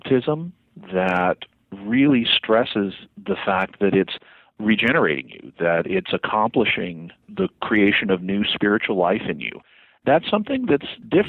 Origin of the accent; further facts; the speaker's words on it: Arkansas, United States; I grew up in Arkansas